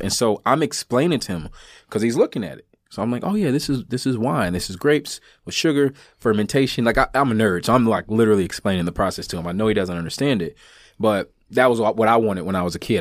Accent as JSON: {"language": "English", "country": "United States", "said": "I'm an American"}